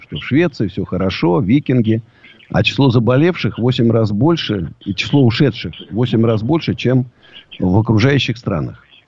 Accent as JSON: {"language": "Russian", "region": "Moscow", "country": "Russia", "said": "я даже не россиянин, я москвич даже"}